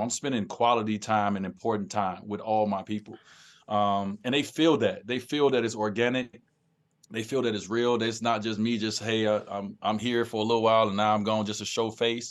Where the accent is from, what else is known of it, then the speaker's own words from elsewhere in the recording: Chicago, Illinois, United States; where I grew up in Chicago